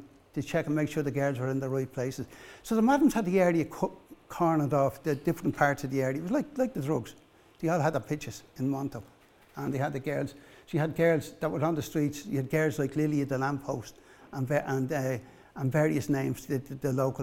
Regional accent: Dublin, Leinster, Ireland; I was born there in Corporation Buildings

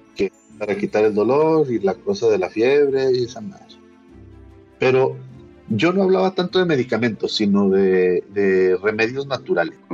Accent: Mexico; somos mexicanos

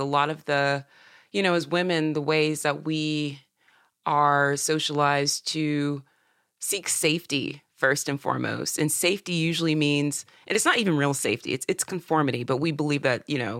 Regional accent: Upstate South Carolina, United States; also born or lived in Georgia; now in Nashville, United States; I was raised in South Carolina in the upstate near the border of North and South Carolina, about an hour south of Asheville

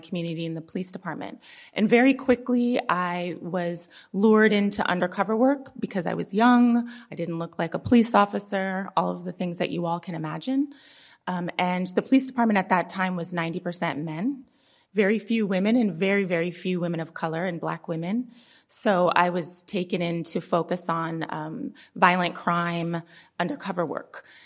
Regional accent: Oakland, California, United States; born and raised in Oakland

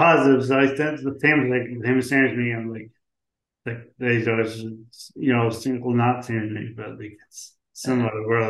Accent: St. John's, Newfoundland and Labrador, Canada; also born or lived in Ontario / British Columbia; I grew up where I am now, but I moved around Canada. So you go to university. Went to university in Ontario and BC

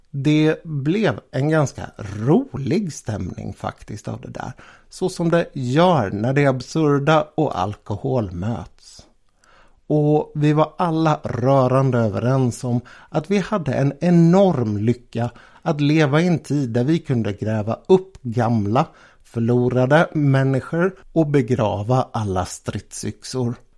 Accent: Sweden; Jag var ju från Sverige

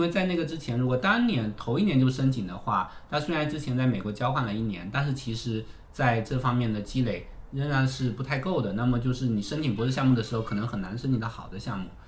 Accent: Fujian, China; moved away as an adult; also born or lived in Beijing / United States; now in Shanghai, China; 我是福建人

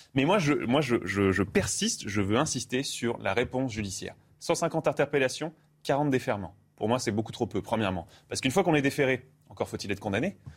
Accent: Canada; now in France; j'ai grandi au Canada

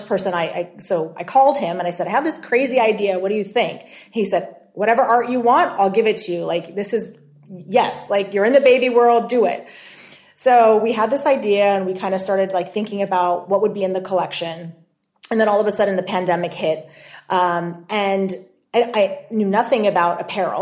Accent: Los Angeles, California, United States; We're both from the Los Angeles area

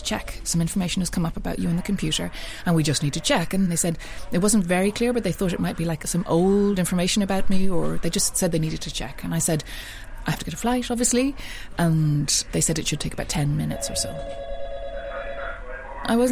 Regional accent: Ireland; also born or lived in Dublin; I'm white, I'm Irish, and I'm in my 40s

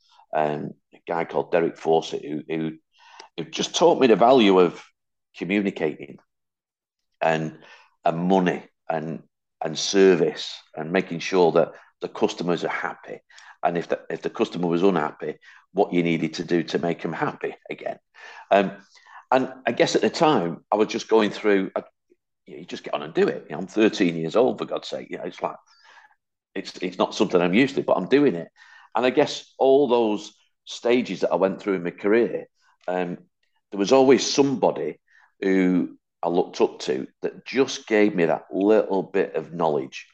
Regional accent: Hattersley, North West England, United Kingdom; also born or lived in Wythenshawe; I was born in Withenshaw, brought up on a council estate called Hattersley

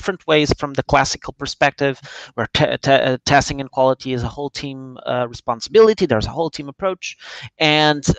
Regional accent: Lisbon, Portugal; I'm Portuguese. I'm from Lisbon.

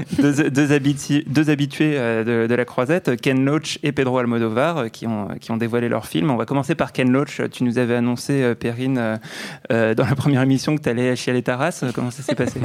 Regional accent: France; accent: French; mon petit accent français

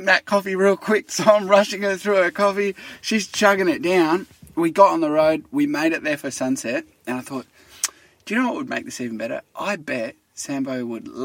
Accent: Naracoorte, South Australia, Australia; I grew up in Narracourt.

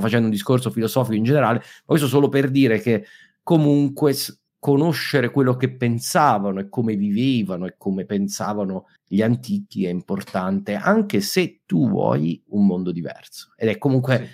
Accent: Abruzzo, Italy; abruzzese come me

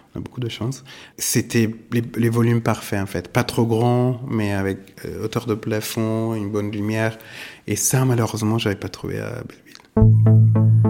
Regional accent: Italy; also born or lived in New York, United States; now in Paris, France; je suis italien

